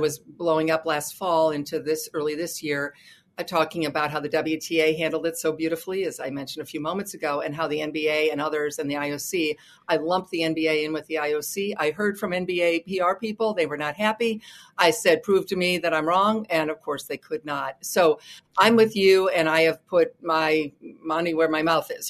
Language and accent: English; United States; as an American